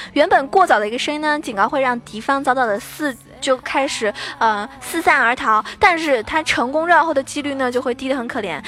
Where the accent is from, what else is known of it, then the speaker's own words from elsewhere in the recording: China; 作为一个中国人来说的话